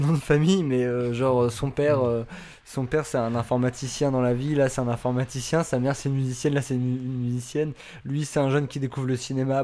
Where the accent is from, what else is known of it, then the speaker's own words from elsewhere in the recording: France; en tant que Français